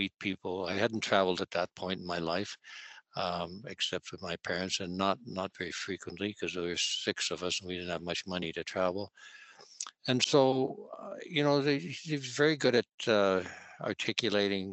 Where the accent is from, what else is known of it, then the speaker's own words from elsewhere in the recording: Canada; also born or lived in Vancouver; I am a Canadian